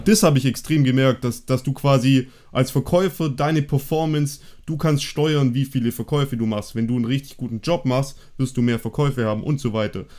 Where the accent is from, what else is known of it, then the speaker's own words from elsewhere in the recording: Germany; wir sind ja Deutsche